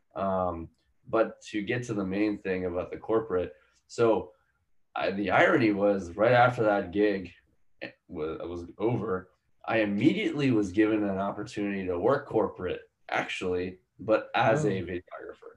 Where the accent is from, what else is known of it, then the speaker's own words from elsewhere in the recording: Palmyra, Pennsylvania, United States; moved away as an adult; also born or lived in India; where i grew up which was in a town called palmyra in pennsylvania